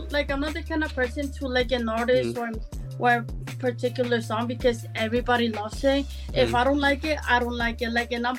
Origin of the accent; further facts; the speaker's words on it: Everett, Massachusetts, United States; also born or lived in Puerto Rico; I was raised in Everett for the most part of my life, and I moved around a little bit due to different personal things. But for the majority, I stayed in Boston.